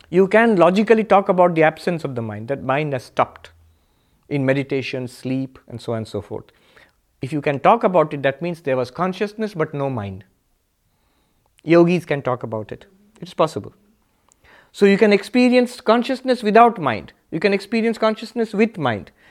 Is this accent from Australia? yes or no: no; India; now in New York, United States; I am a monk. I am an Indian. I am, um, in, uh, um, New York.